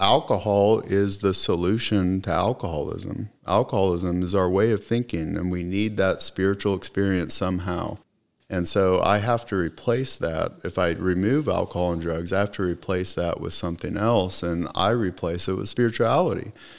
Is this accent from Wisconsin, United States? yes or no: no; Plano, Texas, United States; born there; Well, I was born in Plano, You know, my family was only here for about 2 years when I happened to be born here.